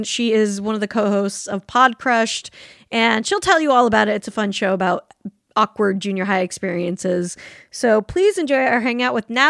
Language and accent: English; Salt Lake City, Utah, United States; also born or lived in California, United States; now in Los Angeles, United States; Yeah, I'm from Salt Lake.